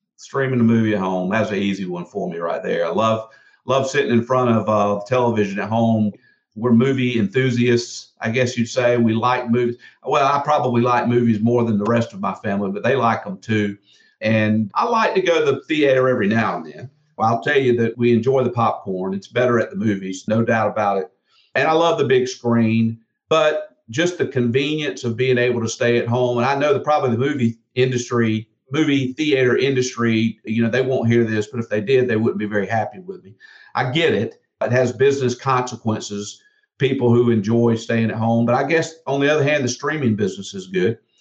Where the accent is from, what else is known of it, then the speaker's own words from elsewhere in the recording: South Georgia, United States; I grew up in South Georgia